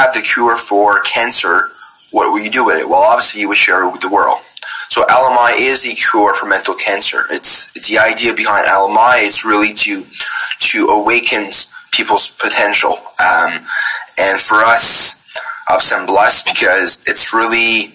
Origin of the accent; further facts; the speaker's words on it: Bouctouche, New Brunswick, Canada; I'm from Bouctouche, obviously Acadian.